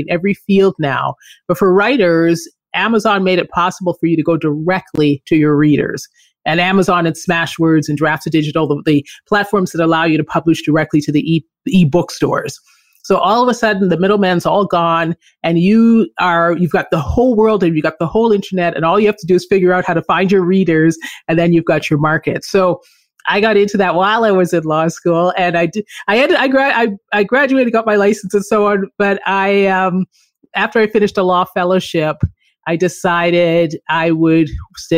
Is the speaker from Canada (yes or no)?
yes; Canada; moved away as an adult; also born or lived in Philippines / Colombia / Chile / California; I grew up in Canada.